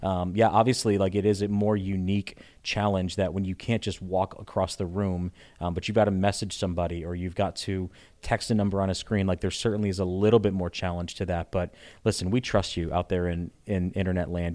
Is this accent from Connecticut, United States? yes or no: yes; Connecticut, United States; moved away as an adult; also born or lived in Richmond, Virginia; I'm from Connecticut originally.